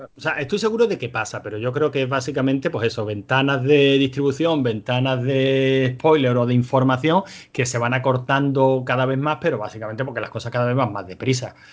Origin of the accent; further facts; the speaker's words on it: Spain; somos españoles